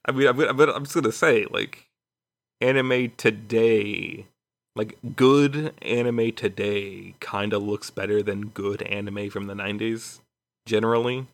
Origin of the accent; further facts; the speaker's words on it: Chicago, Illinois, United States; now in Houston, United States; I was born in Chicago